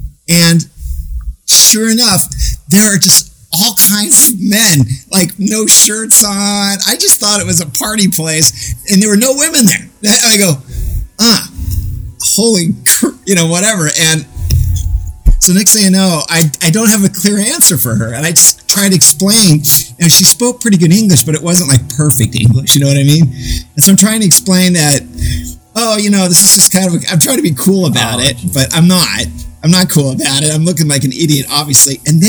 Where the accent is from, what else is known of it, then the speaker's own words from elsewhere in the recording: Phoenix, Arizona, United States; now in Los Angeles, United States; I came from Phoenix, Arizona, and being gay just wasn't acceptable back in the late 80s, early 90s. So, I live